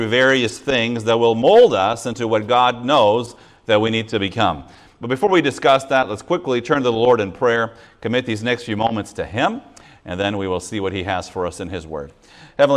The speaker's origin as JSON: {"language": "English", "region": "Quebec", "country": "Canada", "accent": "Quebec", "said": "my Quebec accent"}